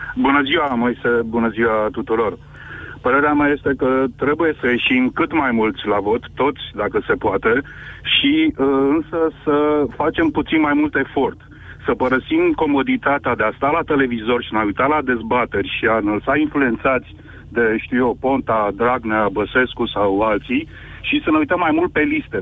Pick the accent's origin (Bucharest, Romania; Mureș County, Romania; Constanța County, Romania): Constanța County, Romania; Constanța; Constanța, de unde sunt eu